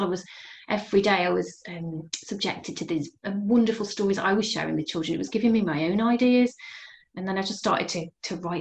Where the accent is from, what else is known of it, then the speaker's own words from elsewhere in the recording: Bridgnorth, West Midlands, United Kingdom; also born or lived in Telford; I grew up in Bridge North in Shropshire, and I moved to Telford in my teens